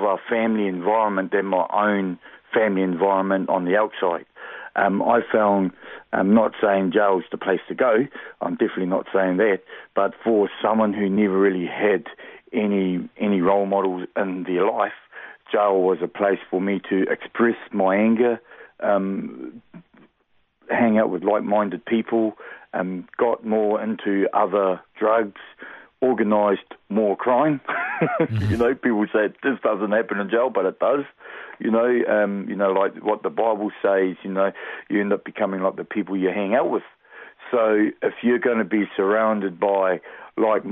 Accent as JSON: {"language": "English", "town": "Hastings", "region": "Hawke's Bay", "country": "New Zealand", "tie": "born or raised there", "also_born_or_lived": "Australia / United States", "said": "I was born in Hawke's Bay. I'm always been a... Been a Kiwi dude, as you know, born and bred here."}